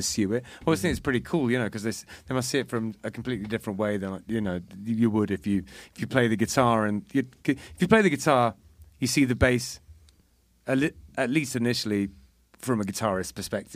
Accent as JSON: {"language": "English", "region": "England", "country": "United Kingdom", "said": "I'm English"}